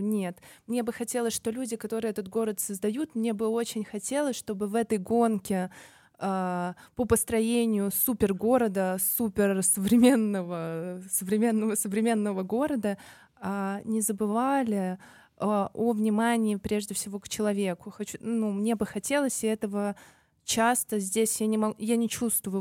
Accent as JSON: {"language": "Russian", "region": "Tashkent", "country": "Uzbekistan", "tie": "born or raised there", "said": "для меня быть жителем Ташкента, Узбекистана, а, это быть, это родиться в своей семье"}